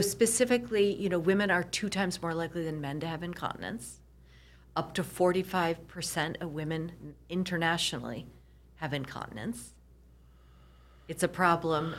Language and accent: English; Michigan, United States; moved away as an adult; also born or lived in New York / Nashville / Kansas City; I grew up in Michigan.